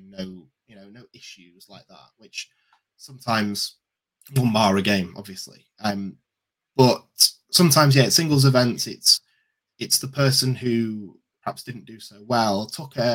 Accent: England, United Kingdom; we're from England

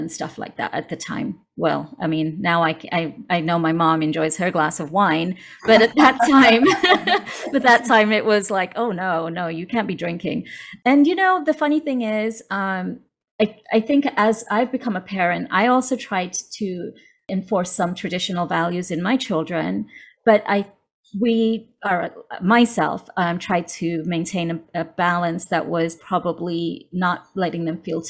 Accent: United Kingdom; moved away as an adult; also born or lived in Ajmer, Rajasthan, India; now in Los Angeles, United States; My parents moved to the UK when I was two, which is where I grew up and did my education

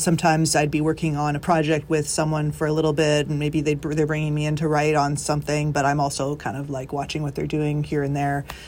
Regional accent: Canada; moved away as an adult; now in Nashville, United States; we're both from Canada

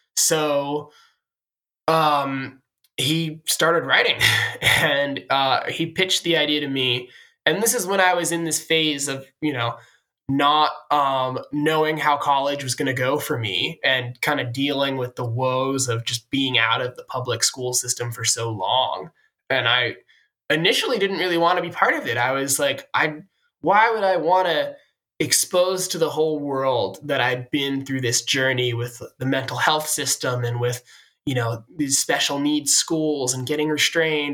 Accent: Sudbury, Massachusetts, United States; I'm from Sudbury, Massachusetts.

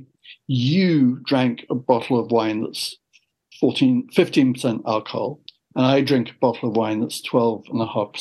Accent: London, United Kingdom; moved away as an adult; also born or lived in Dorset / San Francisco / Canada; now in Richmond, Virginia, United States; I grew up in London

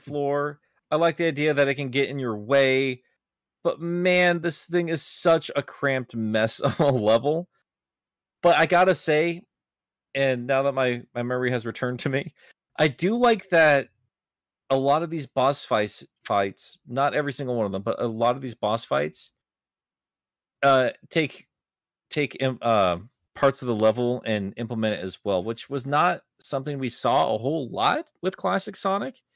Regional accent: United States; as an American

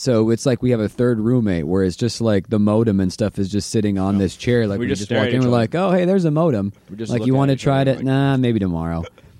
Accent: Warroad, Minnesota, United States; moved away as an adult; also born or lived in Bemidji, Minnesota; I'm from a small town in northern Minnesota called War Road.

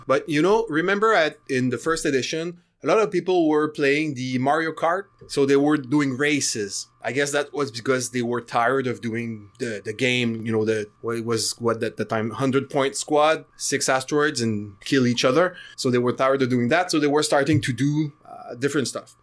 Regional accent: Canada; I'm Canadian

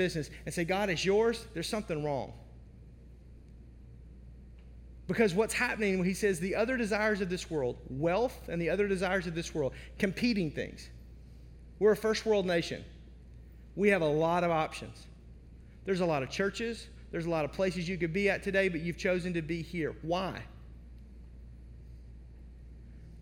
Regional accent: United States; now in Wisconsin, United States; I was born in the Mississippi Delta outside of Memphis

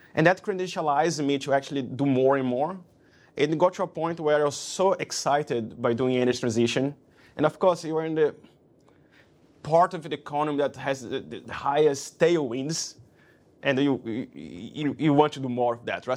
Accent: Brazil; moved away as an adult; also born or lived in London; I came from Brazil. Moving to London was my first move abroad.

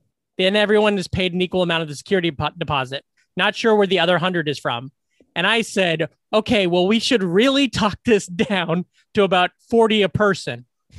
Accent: Iowa, United States; born or raised there

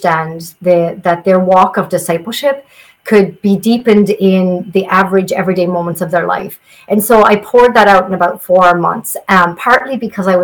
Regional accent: southeast Ireland, Ireland; But I grew up in Ireland, and I grew up in a part of Ireland in the southeast, or the east, that's known as the ancient east

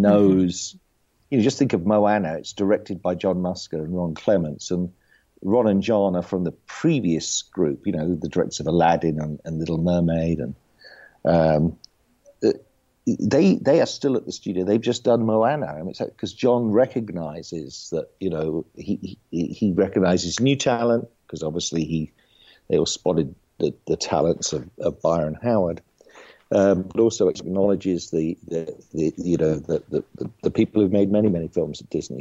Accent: United Kingdom; moved away as an adult; now in United States; I was actually born in the UK, so I come from an entertainment family

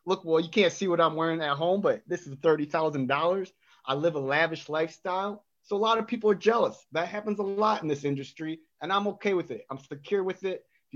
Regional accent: Las Vegas, Nevada, United States; moved away as an adult; also born or lived in Reno, Nevada; now in Atlanta, United States; So I was originally born in Reno, Nevada, quickly moved to Las Vegas, Nevada, the Windy City

